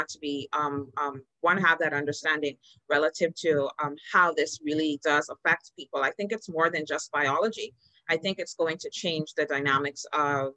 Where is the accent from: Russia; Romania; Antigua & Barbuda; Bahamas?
Bahamas